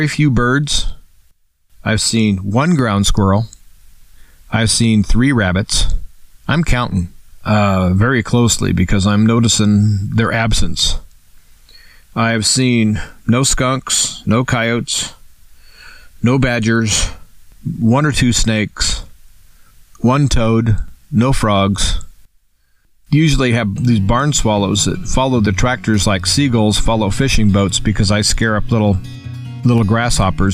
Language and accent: English; United States; I'm an American, and I'm a free American.